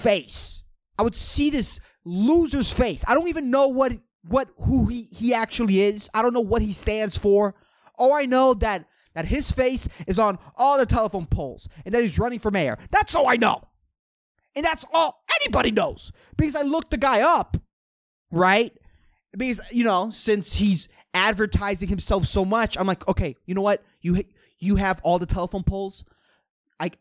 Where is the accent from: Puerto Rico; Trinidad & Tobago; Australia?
Puerto Rico; still living in my hometown